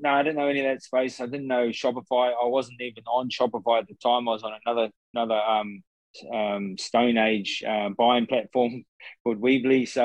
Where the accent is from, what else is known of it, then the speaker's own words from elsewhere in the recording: Mahia, Gisborne, New Zealand; I'm, I'm from Mahia uh, on the east coast of uh, of, of Gisborne.